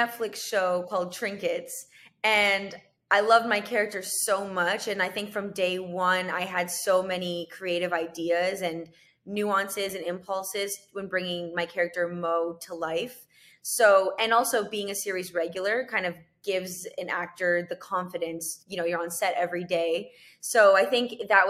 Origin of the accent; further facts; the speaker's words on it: Canada; moved away as an adult; now in United States; I'm from Canada